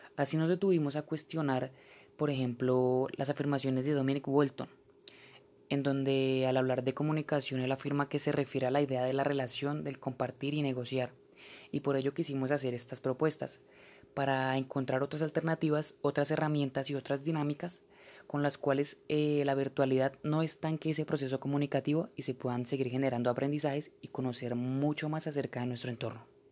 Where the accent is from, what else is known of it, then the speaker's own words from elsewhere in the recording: Colombia; seguir progresando como colombianos